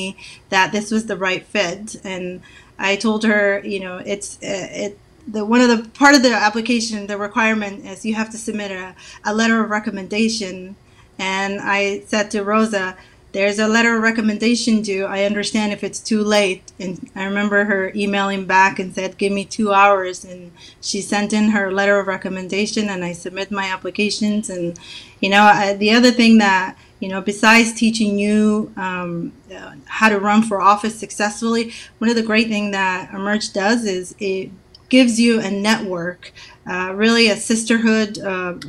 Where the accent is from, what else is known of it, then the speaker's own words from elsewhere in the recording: Somalia; now in Oregon, United States; we're both from Somalia